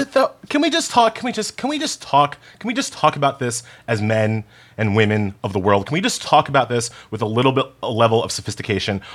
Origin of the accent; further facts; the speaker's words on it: New York, United States; I'm from New York